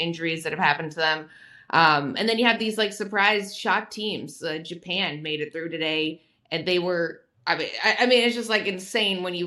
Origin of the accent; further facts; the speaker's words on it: Canada; I'm Canadian.